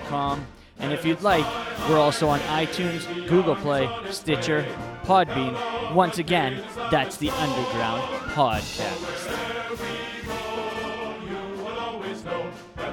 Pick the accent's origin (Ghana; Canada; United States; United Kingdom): Canada; Vancouver, British Columbia; here in Vancouver, British Columbia, my hometown